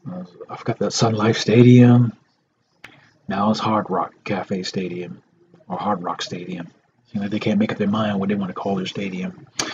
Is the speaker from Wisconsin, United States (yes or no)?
no; Georgia, United States